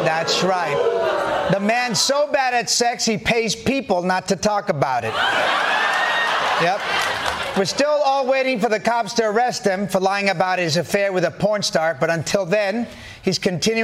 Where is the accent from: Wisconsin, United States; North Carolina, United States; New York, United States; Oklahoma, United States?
New York, United States; New York City; as a New Yorker